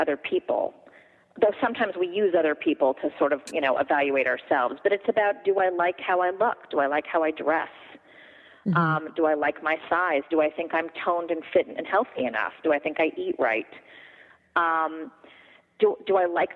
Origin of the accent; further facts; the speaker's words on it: Los Angeles, California, United States; I was raised in Los Angeles